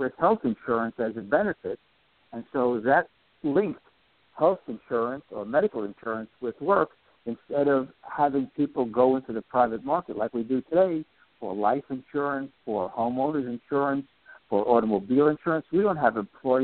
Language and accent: English; New York City, New York, United States; as a kid growing up in New York City in the 1950s